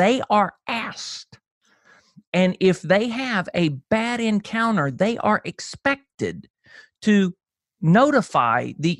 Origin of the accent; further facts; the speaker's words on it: Perry, Georgia, United States; At home, in the little shotgun house I grew up in Perry, Georgia, by my mom and dad, who are both Kentucky natives, just to let you know.